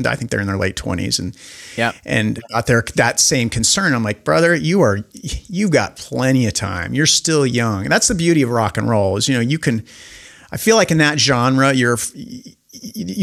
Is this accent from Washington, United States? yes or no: yes; Spokane, Washington, United States; I'm this dork from Spokane, Washington.